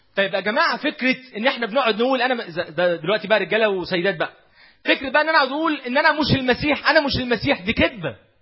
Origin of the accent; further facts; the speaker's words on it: Egypt; احنا ما زلنا كمصريين